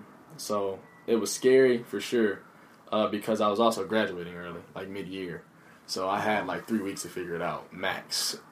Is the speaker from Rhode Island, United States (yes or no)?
no; Wake Forest, North Carolina, United States; moved away as an adult; now in Minnesota, United States; Born and raised in Wake Forest, North Carolina.